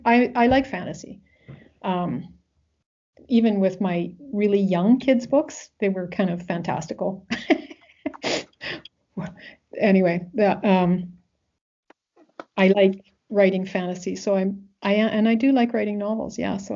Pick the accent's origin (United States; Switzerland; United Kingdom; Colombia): United Kingdom; Wales; But that's because, you know, I'm Welsh, right? And I was raised with a certain tradition.